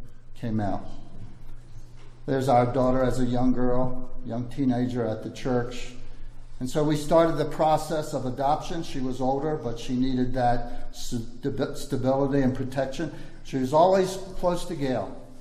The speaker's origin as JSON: {"language": "English", "region": "Maryland", "country": "United States", "also_born_or_lived": "Baltimore, Maryland", "moved": "as an adult", "lives_now": "Ivory Coast", "said": "we're from Maryland, and one thing Marylanders are known for is blue crab"}